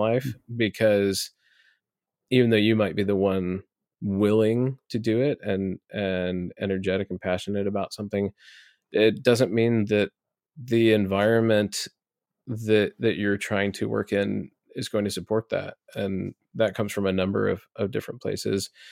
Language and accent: English; Omaha, Nebraska, United States; I grew up in Omaha, Nebraska, here for most of my life.